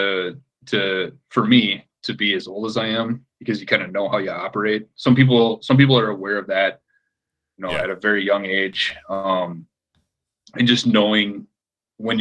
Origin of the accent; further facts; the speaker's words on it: Minnesota, United States; now in Portland, United States; And even here in Portland, people know I'm from Minnesota